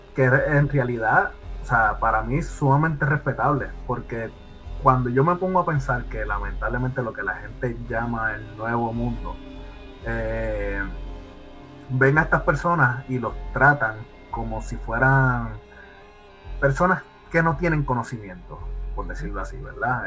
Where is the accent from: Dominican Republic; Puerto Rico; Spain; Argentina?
Puerto Rico; also born or lived in New York; now in United States; como puertorriqueño perdido pues, en Estados Unidos